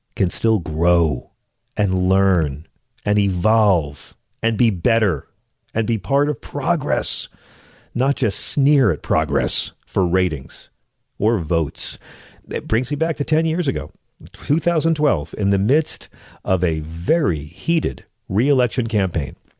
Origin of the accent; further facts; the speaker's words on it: Long Island, New York, United States; I grew up on Long Island.